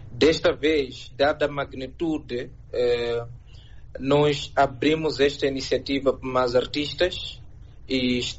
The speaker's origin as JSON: {"language": "Portuguese", "country": "Mozambique", "said": "sendo moçambicano"}